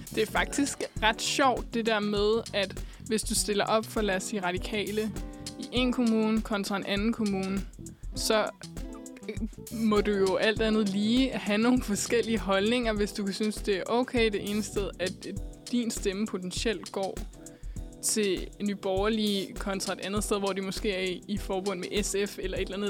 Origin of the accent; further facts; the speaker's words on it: Hillerød, Capital Region of Denmark, Denmark; now in Copenhagen, Denmark; når jeg for eksempel er hjemme og besøger min mor i Hillerød